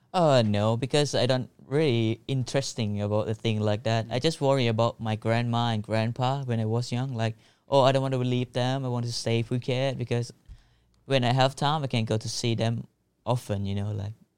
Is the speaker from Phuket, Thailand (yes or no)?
yes; Phuket, Thailand; English is a second language; also born or lived in Phang Nga; I was born in Phuket, but I was moved to Punggye-na when I was born, like, for six months, because my parent is not able to treat me. So, I just go to Punggye-na to grow up with my grandpa and grandma. So, when I was, like, four, we just moved back to the Phuket